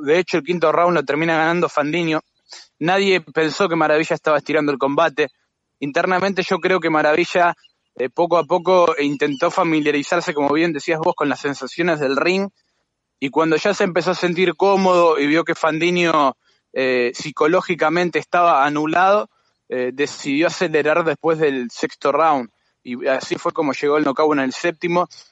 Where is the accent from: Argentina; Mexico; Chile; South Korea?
Argentina; como somos los argentinos